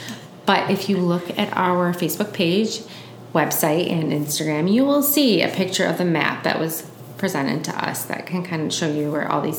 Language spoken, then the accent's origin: English; United States; I'm American.